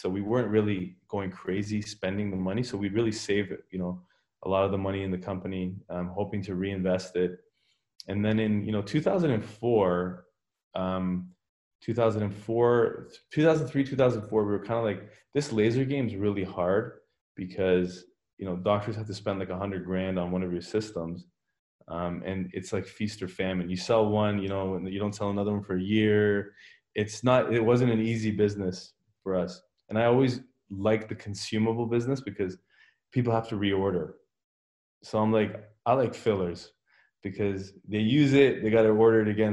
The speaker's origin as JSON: {"language": "English", "town": "Richmond Hill", "region": "Ontario", "country": "Canada", "tie": "born or raised there", "also_born_or_lived": "Iran", "said": "I pretty much grew up in Canada. I, I was in Richmond Hill my whole life"}